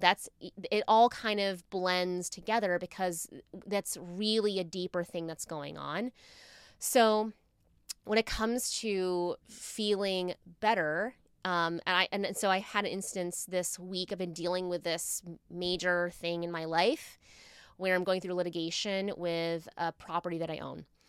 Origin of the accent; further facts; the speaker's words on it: Virginia, United States; I'm from Virginia, so it's, like, people marry their high school sweethearts all the time